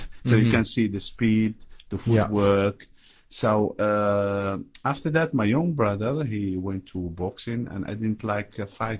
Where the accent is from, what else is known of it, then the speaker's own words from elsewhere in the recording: Casablanca, Casablanca-Settat, Morocco; born there; yeah, I was born in Casablanca